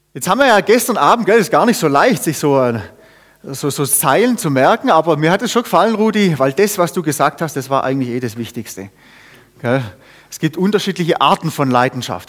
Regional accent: Germany; ich bin Deutscher

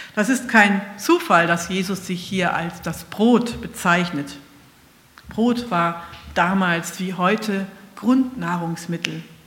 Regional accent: Northern Germany, Germany; ich sage als Norddeutsche oder Mitteldeutsche Brötchen

